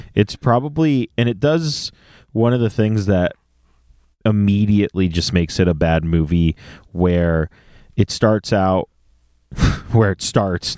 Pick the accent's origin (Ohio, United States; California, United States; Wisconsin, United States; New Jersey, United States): California, United States; San Jose; moved away; also born or lived in Campbell, California; from the Bay Area, born and raised in San Jose